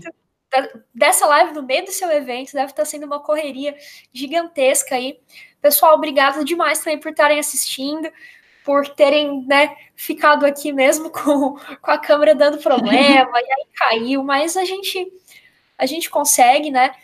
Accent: Goiás, Brazil; eu sou de Goiás

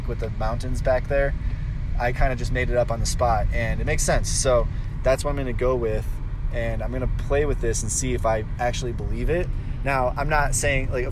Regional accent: Cleveland, Ohio, United States; I'm from Cleveland, Ohio

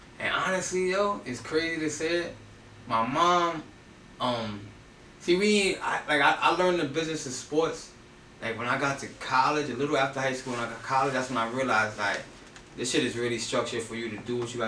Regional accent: New York City, New York, United States; where I'm from Castle Hill. So I ain't grow up in Castle Hill Projects, but I was raised there, you know what I mean? Soundview, Bronxdale, Monroe, that's my area

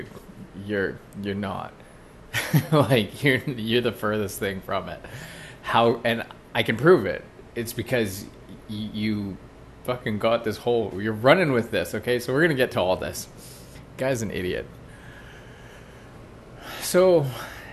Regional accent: Canada; I'm Canadian, okay? And I love Canada. I lived away from Canada for 3 years, and I came back

